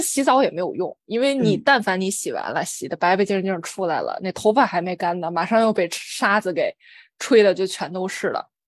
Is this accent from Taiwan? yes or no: no; China; 我小时候在中国